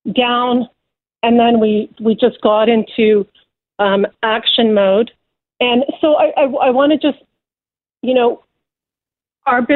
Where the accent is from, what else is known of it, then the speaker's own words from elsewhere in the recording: London, Ontario, Canada; So I was born in Canada, London, Ontario, first generation